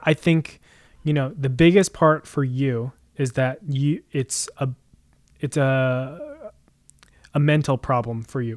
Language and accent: English; Jersey Shore, New Jersey, United States; I grew up on the Jersey Shore